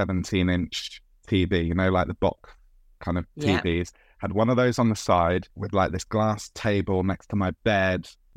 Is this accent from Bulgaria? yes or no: no; Bristol, South West England, United Kingdom; accent: Bristol; Bristol. Is oh, born Brizzle. And bred. Yeah, I love it. I might slip back into the accent as we talk.